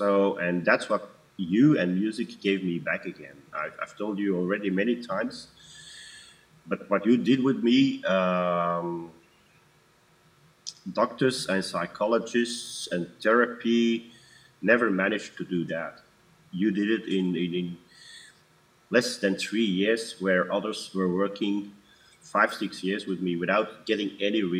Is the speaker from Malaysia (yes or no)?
no; Antwerp, Flanders, Belgium; now in Wechter, Belgium; born and raised in Antwerp, in Belgium. Now currently living in Wechters, also in Belgium